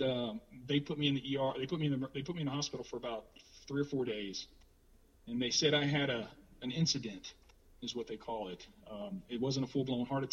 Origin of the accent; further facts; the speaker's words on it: Louisiana, United States; I was from the South. I'm from Louisiana, from the South of the United States